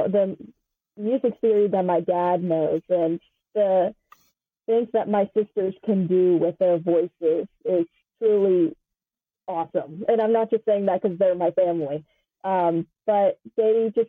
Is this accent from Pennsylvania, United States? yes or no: yes; Pittsburgh, Pennsylvania, United States; I'm from Pittsburgh area